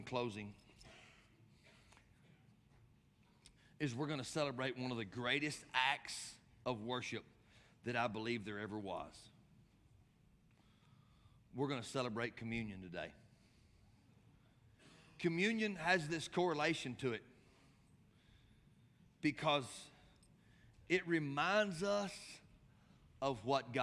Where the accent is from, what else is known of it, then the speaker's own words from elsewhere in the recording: West Texas, United States; we're from West Texas and we're taught courtesy